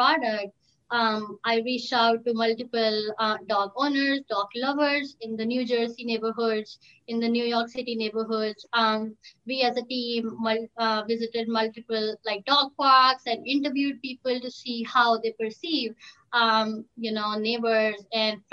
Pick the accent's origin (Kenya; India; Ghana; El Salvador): India; moved away as an adult; now in United States; I was born and brought up in India with my mom, dad, my brother, my grandparents, and also my dog, Kali